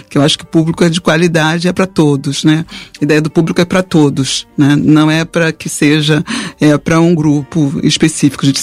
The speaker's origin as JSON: {"language": "Portuguese", "region": "Rio de Janeiro", "country": "Brazil", "tie": "born or raised there", "said": "Eu nasci na, eu sou da, nasci na Ilha do Governador, então é, minha família é da Ilha do Governador."}